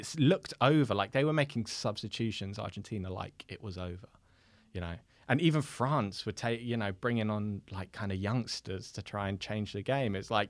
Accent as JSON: {"language": "English", "region": "England", "country": "United Kingdom", "said": "Because I feel like as much as English fans, we try and know about everyone in the world, like I actually hadn't watched Mbappe that much."}